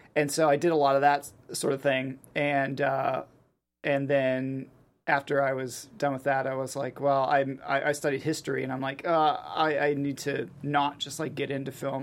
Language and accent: English; Pittsburgh, Pennsylvania, United States; I grew up in Pittsburgh